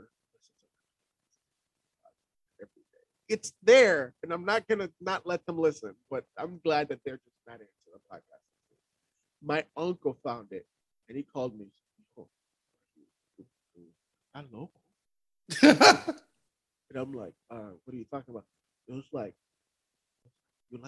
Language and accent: English; Miami, Florida, United States; now in Austin, United States; I grew up in Miami